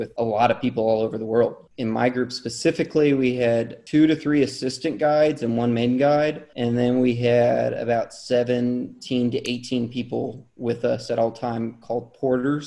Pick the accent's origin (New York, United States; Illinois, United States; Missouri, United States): Missouri, United States; I grew up in Missouri